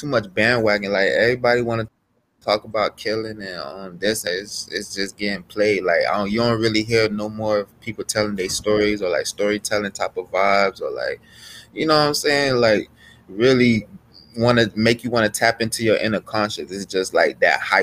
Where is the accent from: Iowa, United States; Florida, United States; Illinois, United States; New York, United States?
Florida, United States; Miami; also born or lived in Tallahassee, Florida; I'm from Miami, Florida